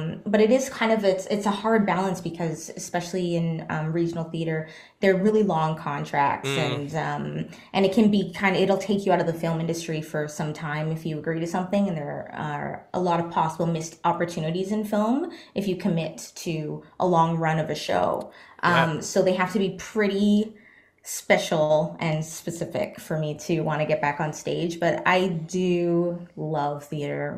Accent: Guelph, Ontario, Canada; moved away as an adult; also born or lived in Bahamas / Toronto; now in Vancouver, Canada; moved to Guelph, Ontario, in Canada, when I was 5

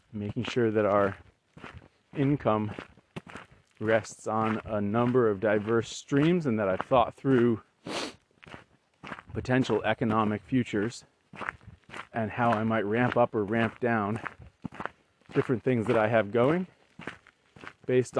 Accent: Western New England, United States; moved away; we decided to move back to where we grew up in Western New England

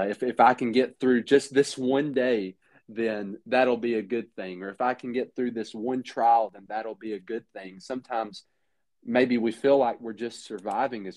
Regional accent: Lebanon, Tennessee, United States; moved away as an adult; now in Mayfield, Kentucky, United States; We're originally from Middle Tennessee. I'm from Lebanon

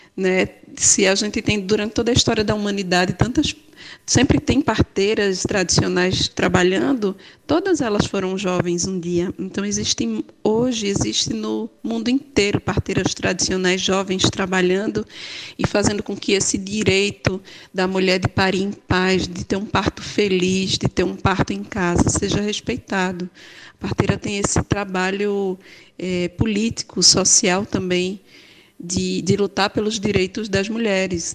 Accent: Juazeiro do Norte, Ceará, Brazil; Nasci em Juazeiro do Norte

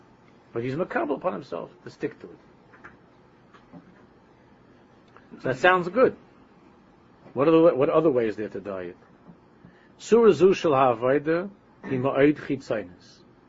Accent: New York City, New York, United States; my old neighborhood that I grew up in Queens

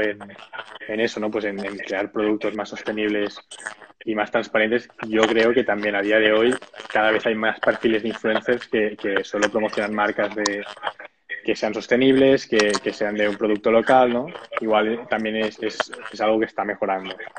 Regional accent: Sabadell, Catalonia, Spain; Yo soy de Sabadell también

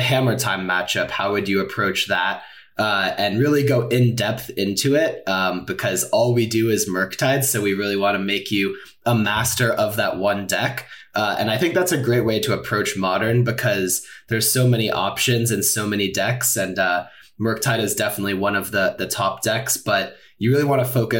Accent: San Francisco, California, United States; moved away as an adult; now in St. Louis, United States; I am originally from San Francisco

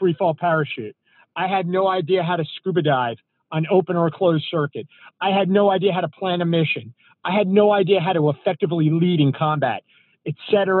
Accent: North New Jersey, United States; I grew up in North New Jersey, and it's kind of a feeder town for Manhattan

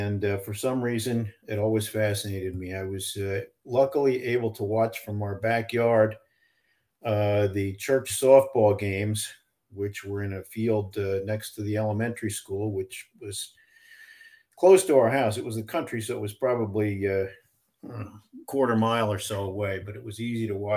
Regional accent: Pennsylvania, United States; also born or lived in Danville, Pennsylvania / Orangeville, Pennsylvania / Taylor, Pennsylvania / Lansdale, Pennsylvania; I was born in Danville, Pennsylvania.

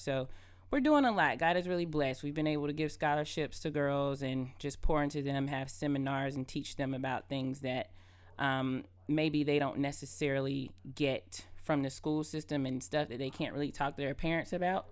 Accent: Adel, Georgia, United States; I'm originally from Adel, Georgia

